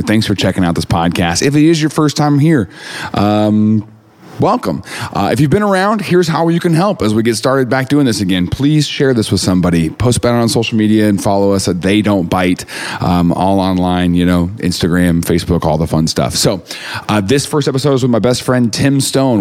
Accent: Mount Vernon, Missouri, United States; moved away; I didn't know a black person growing up in Mount Vernon.

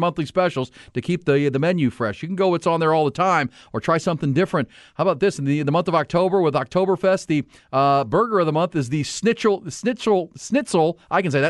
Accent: Ohio, United States; I'm a kid from Ohio

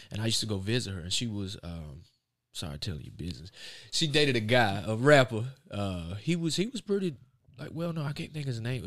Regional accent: Raleigh, North Carolina, United States; I'm from Raleigh, North Carolina

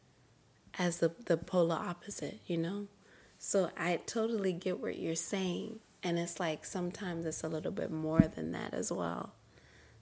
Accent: Zimbabwe; now in United States; even though I'm still here in America, I'm still Zimbabwean

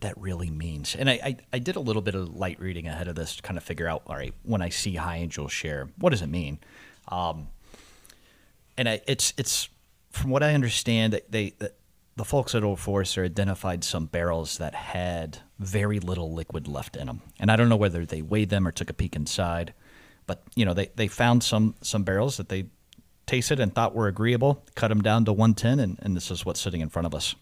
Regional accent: Louisville, Kentucky, United States; moved away as an adult; I'm born and raised in Louisville, uh, moved out at eighteen

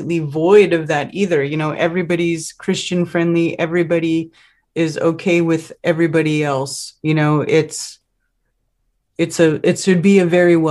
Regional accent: California, United States; moved away as an adult; now in the Carolinas, United States; I left California too, and I miss it because I was born there. I grew up there. You know, that's my home state

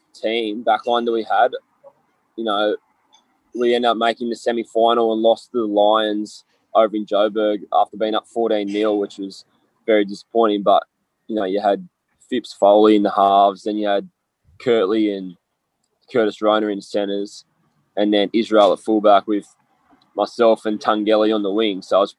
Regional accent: New South Wales, Australia; ending up back in my home state playing for the Waratahs.

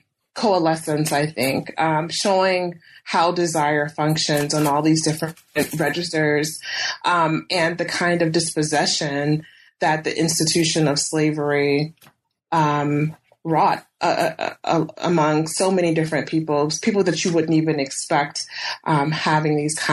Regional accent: Columbia, South Carolina, United States; I mentioned that I grew up in Columbia, but I really grew up in the Lower Richland area of Columbia, and also in Eastover and Hopkins, South Carolina.

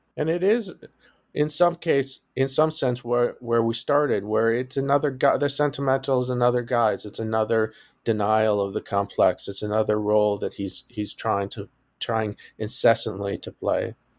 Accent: Detroit, Michigan, United States; also born or lived in New Haven, Connecticut / Evanston, Illinois; now in Cambridge, United States; I grew up in Detroit

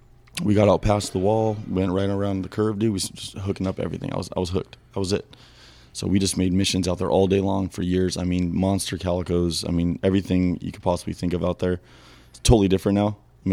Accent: Los Angeles, California, United States; I grew up San Pedro, California here.

